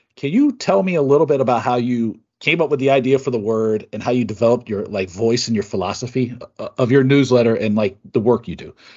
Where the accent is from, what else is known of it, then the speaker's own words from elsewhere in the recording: Seattle, Washington, United States; also born or lived in Bremerton, Washington; Seattle, my hometown, Seattle. I was born in Bremerton